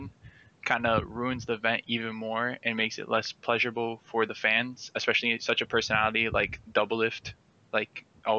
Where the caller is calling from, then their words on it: Miami, Florida, United States; Miami, Florida.